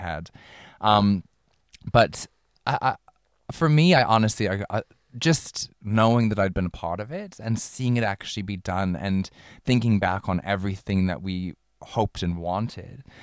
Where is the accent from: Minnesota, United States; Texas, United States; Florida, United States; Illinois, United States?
Minnesota, United States; Minneapolis; moved away as an adult; now in Melbourne, Australia; I'm from Minneapolis